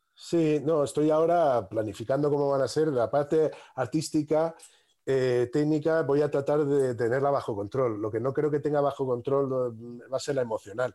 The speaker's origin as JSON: {"language": "Spanish", "town": "Madrid", "region": "Community of Madrid", "country": "Spain", "tie": "born or raised there", "said": "me he criado en un barrio al sur de Madrid"}